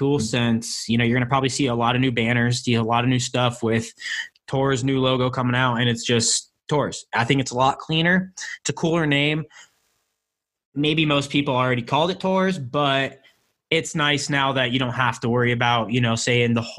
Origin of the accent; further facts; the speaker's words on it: Denver, Colorado, United States; we're all from Denver